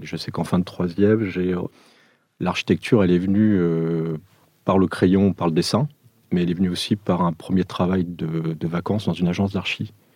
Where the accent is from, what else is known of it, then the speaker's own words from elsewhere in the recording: Gif-sur-Yvette, Île-de-France, France; also born or lived in Portugal; je suis portugais d'origine français euh, d'adoption, euh, je suis arrivé en France en 74